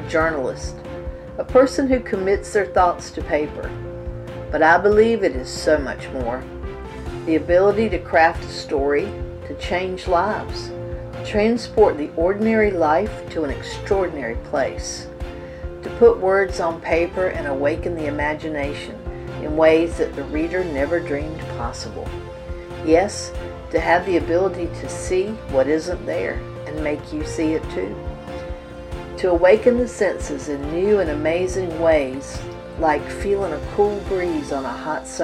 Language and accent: English; coast of North Carolina, United States; I grew up on the coast of North Carolina